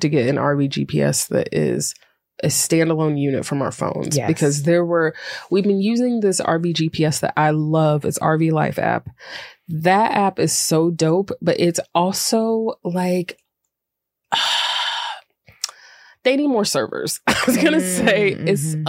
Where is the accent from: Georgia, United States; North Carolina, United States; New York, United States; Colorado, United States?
North Carolina, United States; Greensboro; I'm from Greensboro, North Carolina